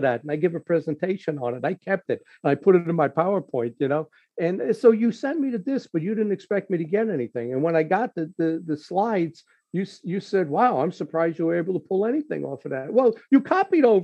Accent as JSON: {"language": "English", "town": "New York City", "region": "New York", "country": "United States", "tie": "born or raised there", "moved": "yes", "said": "I grew up in New York. I grew up in Bronx, Brooklyn, Queens"}